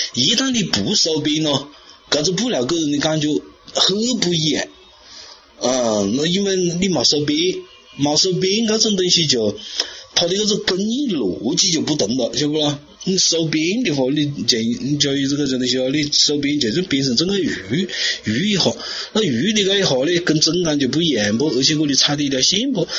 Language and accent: Chinese; China; 我们中国人